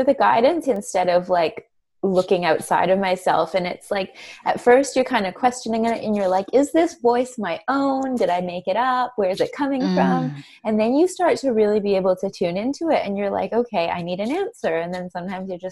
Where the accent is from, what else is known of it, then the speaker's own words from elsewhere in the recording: Canada; moved away as an adult; now in Australia; I'm from Canada originally. I moved to Australia 8 years ago